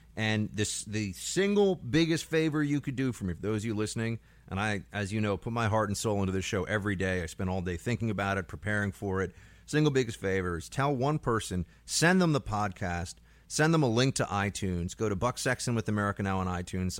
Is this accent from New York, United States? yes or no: yes; New York, United States; as a New Yorker